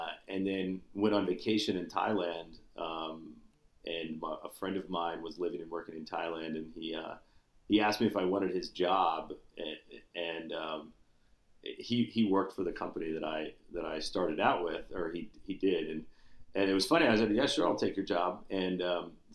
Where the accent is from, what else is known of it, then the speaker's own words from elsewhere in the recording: Kansas, United States; moved away as an adult; I grew up in Kansas